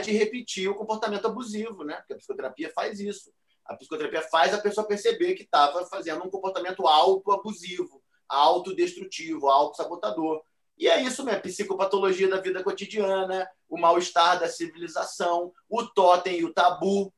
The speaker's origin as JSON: {"language": "Portuguese", "region": "Rio de Janeiro", "country": "Brazil", "said": "Copacabana, é de onde eu venho"}